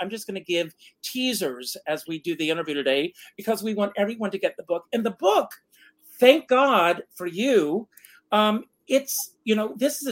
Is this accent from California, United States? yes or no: no; Myrtle Beach, South Carolina, United States; I grew up in Myrtle Beach, South Carolina